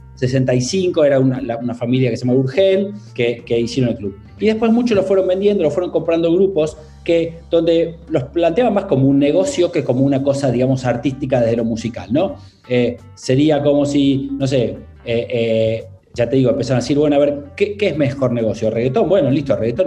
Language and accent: Spanish; Argentina; moved away as an adult; also born or lived in London / Barcelona; now in Italy; siendo argentino y viviendo en Italia